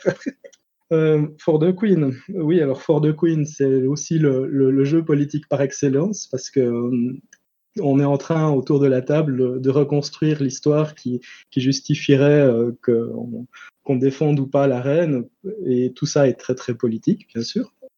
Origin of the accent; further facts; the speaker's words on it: Switzerland; je suis suisse